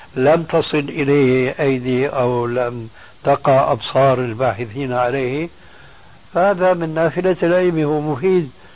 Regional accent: Syria; عندنا في سوريا

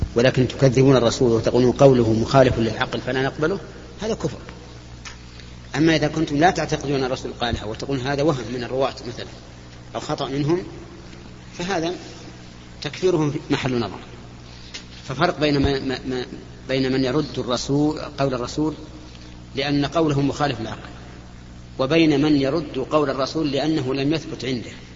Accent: Saudi Arabia; بلادنا السعوديه

